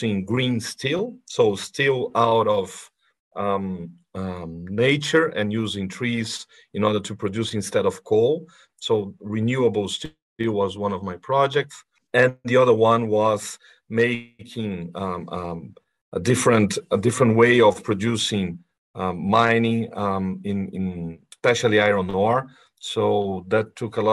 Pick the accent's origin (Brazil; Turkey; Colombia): Brazil; moved away as an adult; now in London, United Kingdom; I was born and raised here in Brazil.